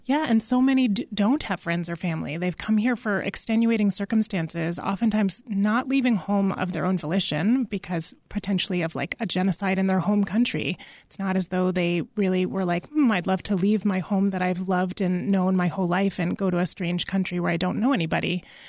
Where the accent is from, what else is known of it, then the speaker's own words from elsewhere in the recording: Massachusetts, United States; moved away; I'm originally from Massachusetts